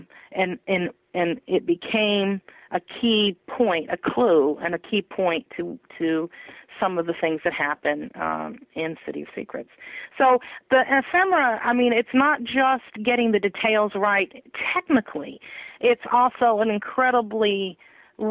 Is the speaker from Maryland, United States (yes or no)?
no; Humboldt County, California, United States; I grew up in Humboldt County